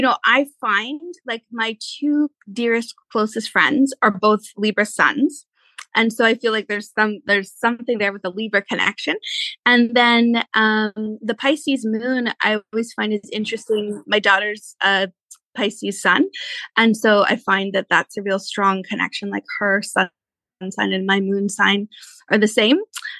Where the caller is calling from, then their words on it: Maple Ridge, British Columbia, Canada; So I live in Maple Ridge, which for some of your listeners, if they're, you know, not local to us, suburb of Vancouver.